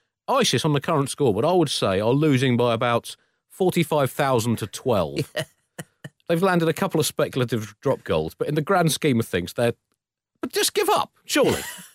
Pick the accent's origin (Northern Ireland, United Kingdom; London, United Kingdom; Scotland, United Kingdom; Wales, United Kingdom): London, United Kingdom; as a Londoner